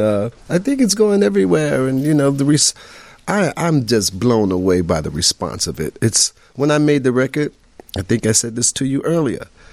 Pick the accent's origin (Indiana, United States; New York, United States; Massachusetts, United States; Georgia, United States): New York, United States; New York City; I grew up in Queensbridge projects in New York